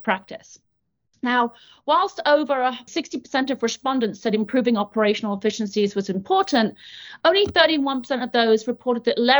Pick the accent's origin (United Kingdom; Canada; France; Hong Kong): United Kingdom; moved away as an adult; now in Portland, United States; So I am British, in case you haven't noticed. This is not a Mainers accent, although I do live in Portland, Maine. I've been in the US now for about 13 years.